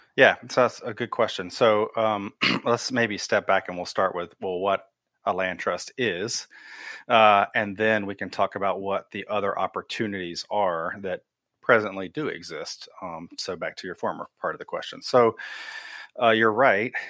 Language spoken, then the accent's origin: English; Wilmington, North Carolina, United States; moved away as an adult; also born or lived in Germany / Raleigh, North Carolina / Oregon; I was actually born in Germany, um, transpired over to Wilmington, so I grew up in Wilmington